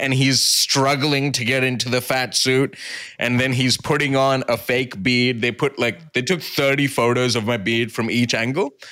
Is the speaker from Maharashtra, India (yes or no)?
yes; near Mumbai, Maharashtra, India; also born or lived in Brisbane; now in Sydney, Australia; I grew up near Mumbai